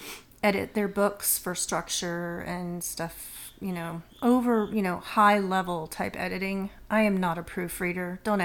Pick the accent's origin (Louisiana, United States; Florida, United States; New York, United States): Florida, United States; moved away as an adult; also born or lived in Tampa, Florida / North Carolina; now in Western North Carolina, United States; both my husband and I grew up in Florida, where it's very flat